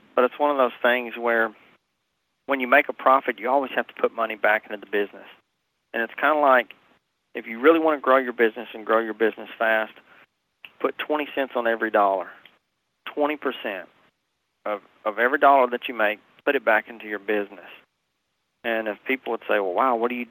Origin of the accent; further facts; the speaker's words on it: Nashville, Tennessee, United States; moved away; also born or lived in Hendersonville, Tennessee; I'm born and raised in Nashville, Tennessee. My accent's not going anywhere.